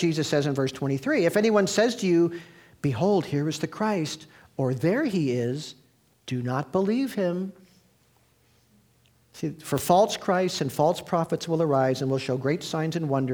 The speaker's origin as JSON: {"language": "English", "region": "Midwest", "country": "United States", "tie": "born or raised there", "moved": "yes", "lives_now": "California, United States", "said": "I grew up in the Midwest"}